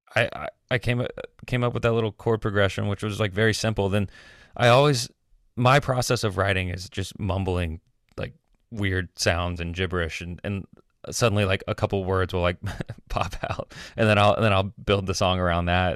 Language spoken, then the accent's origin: English; Atlanta, Georgia, United States; moved away as an adult; also born or lived in Miami / Athens, Georgia / New York / Nashville; I grew up in Atlanta